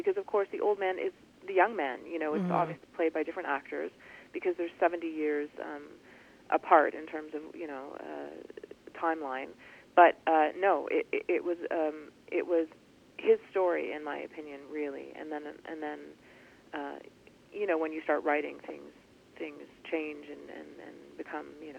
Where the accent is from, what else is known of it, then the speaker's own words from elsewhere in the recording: Toronto, Ontario, Canada; I'm from Toronto, Canada